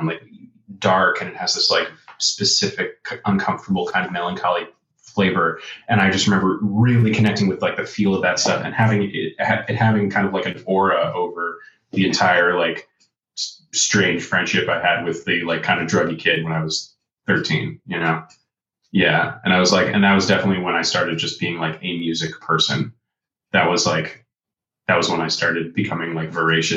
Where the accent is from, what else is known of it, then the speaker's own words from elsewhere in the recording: outside Boston, Massachusetts, United States; I'm from Boston. I'm from outside Boston, Massachusetts.